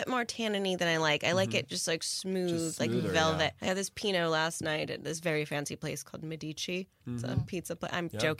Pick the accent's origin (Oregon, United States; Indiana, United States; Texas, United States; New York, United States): Indiana, United States; now in Los Angeles, United States; I'm from Indiana.